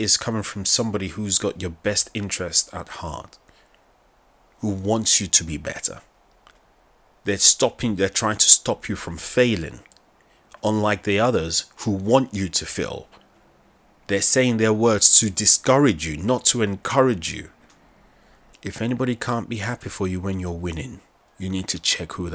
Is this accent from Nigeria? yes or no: yes; Nigeria; accent: Nigerian; my Nigerian accent